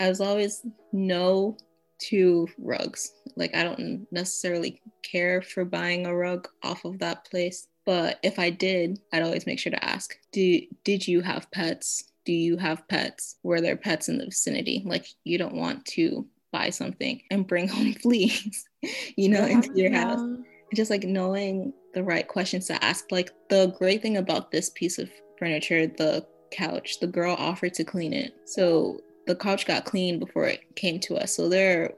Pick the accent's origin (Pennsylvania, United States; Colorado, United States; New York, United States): New York, United States; I'm from New York